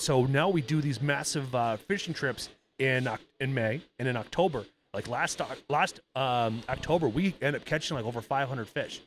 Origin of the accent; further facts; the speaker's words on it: Iowa, United States; growing up in Iowa at my dad's house